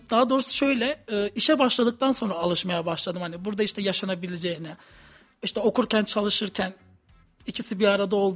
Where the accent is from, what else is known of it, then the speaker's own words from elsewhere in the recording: Samsun, Turkey; now in Kayseri, Turkey; Erciyes Üniversitesi Harita Mühendisliği bölümünde okuyorum. Dördüncü sınıf öğrencisiyim. Samsunluyum.